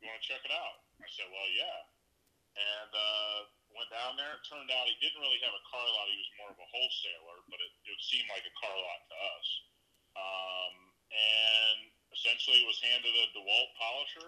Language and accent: English; between Columbus and Cincinnati, Ohio, United States; moved away as an adult; now in Las Vegas, United States; I grew up just in between Columbus and Cincinnati, Ohio